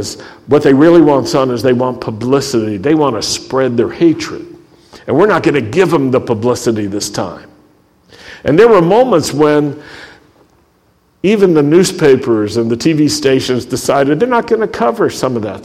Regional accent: Roanoke, Virginia, United States; a young Jew growing up in the Shenandoah Valley and the Blue Ridge Valley in Roanoke, Virginia

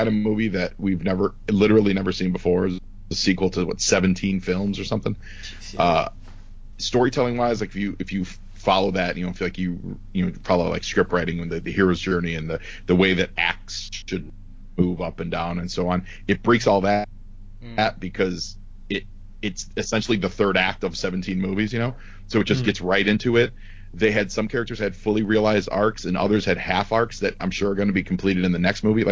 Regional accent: Chicago, Illinois, United States; moved away as an adult; now in Los Angeles, United States; I've been out here in LA for like 5 years. I'm from Chicago

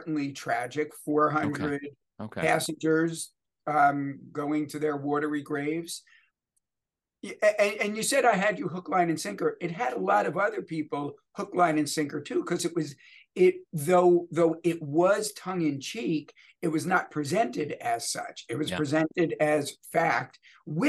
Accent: suburban New Jersey, United States; also born or lived in Bronx, New York City / Queens, New York City; I was born in New York City, born in the Bronx, lived my first 7 years in Queens, though we moved to suburban New Jersey when I was seven

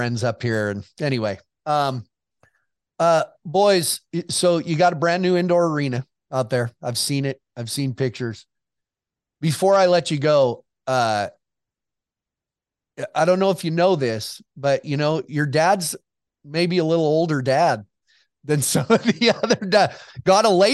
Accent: North Central Montana, United States; I growing up in North Central Montana. So I grew up around a lot of the Indian kids up there around Browning, Montana

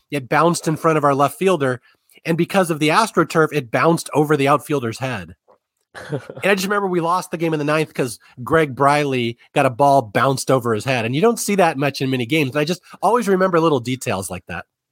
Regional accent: Seattle, Washington, United States; now in Southern California, United States; I grew up in Seattle. I am a lifelong Northwesterner. I don't live there anymore. I've been in Southern California for a while

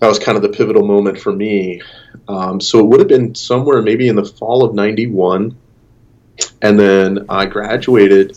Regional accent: Western Montana, United States; now in Arizona, United States; I grew up in Western Montana

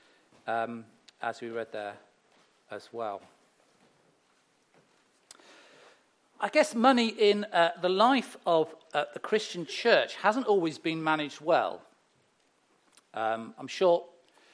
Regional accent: Herefordshire, West Midlands, United Kingdom; moved away; I grew up in Herefordshire, the beautiful rolling countries

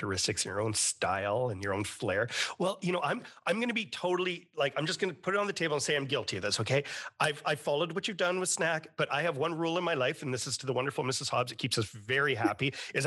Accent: Canada; as a Canadian

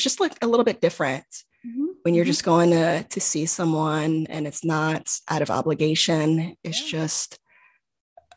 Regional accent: Houston, Texas, United States; moved away as an adult; now in Bay Area, United States; I'm from Houston, just, you know, starting my job now, but I don't have any family in the Bay Area

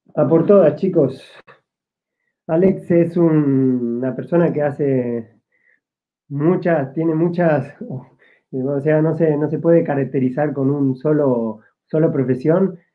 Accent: Argentina; moved away as an adult; now in Spain; yo soy argentino

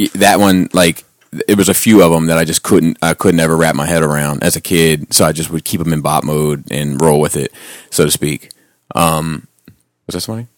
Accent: Cradle Rock, Maryland, United States; I grew up on Cradle Rock

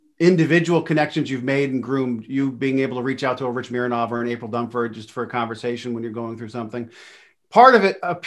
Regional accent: Pennsylvania, United States; I'm really from Pennsylvania

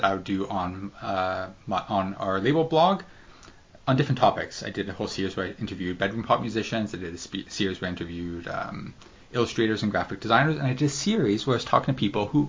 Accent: Canada; My home nation, the great country of Canada

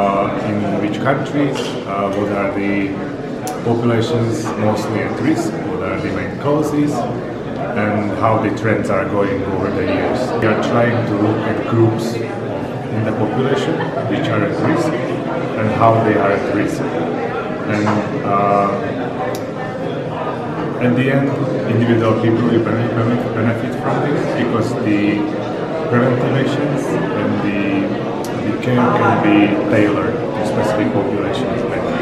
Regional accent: Slovakia; I'm from Slovakia, and I work at the university in Timaru.

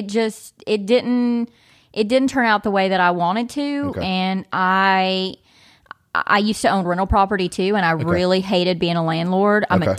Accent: Kentucky, United States; So I'm from Eastern Kentucky.

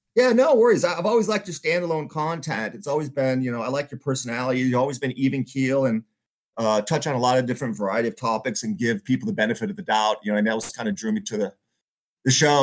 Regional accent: Michigan, United States; moved away; I grew up, like I said, I grew up in Michigan

